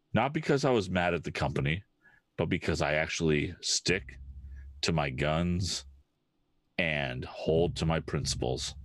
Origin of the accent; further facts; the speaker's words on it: New Hampshire, United States; I grew up in New Hampshire